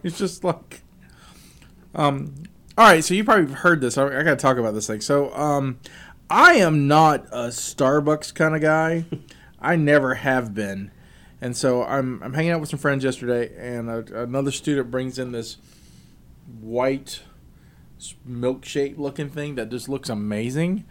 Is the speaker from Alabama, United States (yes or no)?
yes; South Alabama, United States; now in West Virginia, United States; I'm from South Alabama. There's Popeyes everywhere, but since I've moved to West Virginia